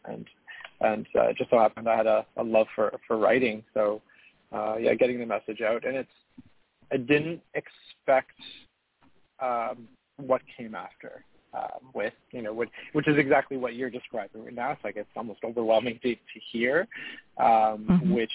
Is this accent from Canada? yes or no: yes; Hamilton, Ontario, Canada; also born or lived in Montreal, Quebec; now in Ottawa, Canada; I was born in Montreal earlier and moved to a city called Hamilton, Ontario